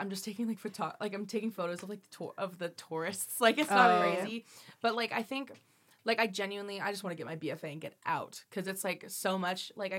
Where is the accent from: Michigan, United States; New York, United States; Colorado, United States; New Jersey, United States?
Colorado, United States; now in California, United States; I was born in Colorado.